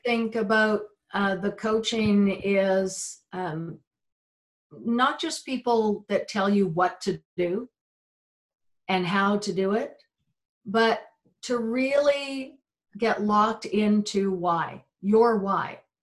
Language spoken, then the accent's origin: English; United Kingdom; I grew up, we're British, and so it was very much roast beef and Yorkshire pudding